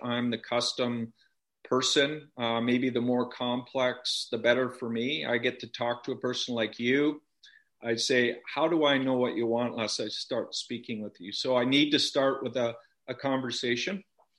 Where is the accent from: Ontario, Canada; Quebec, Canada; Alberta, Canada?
Ontario, Canada; also born or lived in Toronto area; now in Kelowna, Canada; And I grew up in Ontario.